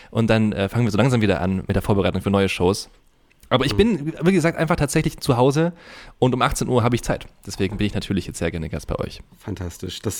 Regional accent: Unterhausen, Baden-Württemberg, Germany; nee, ich komme auch äh, aus Unterhausen.

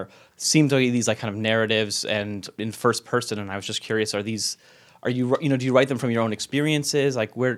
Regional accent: El Paso, Texas, United States; moved away; So first of all, I'm from El Paso, Texas also. I spent a couple of formative years

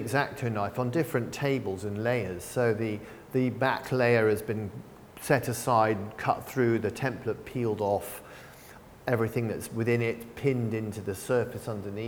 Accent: England, United Kingdom; now in San Francisco, United States; I grew up in England

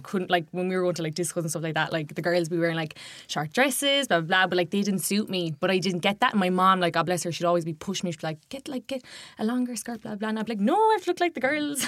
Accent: Kerry, Munster, Ireland; now in Dublin, Ireland; I'm from Kerry

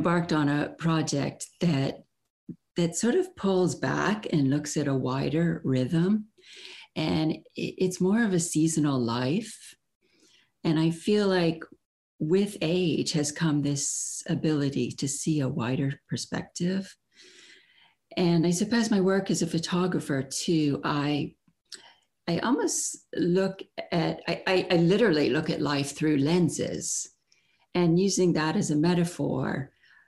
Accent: Florida, United States; moved away as an adult; also born or lived in Chicago, Illinois / Gainesville, Florida; now in London, United Kingdom; we moved to Florida when I was six

